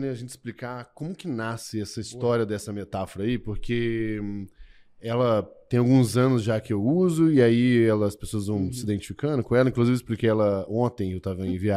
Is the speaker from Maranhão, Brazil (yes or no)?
no; Minas Gerais, Brazil; É, eu sou mineiro, eu sou fundador do GLA e do Merlin.